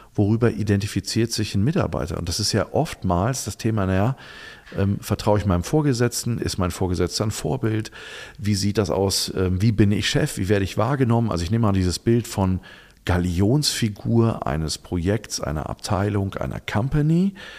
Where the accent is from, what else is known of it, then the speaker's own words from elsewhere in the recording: Germany; wir Deutschen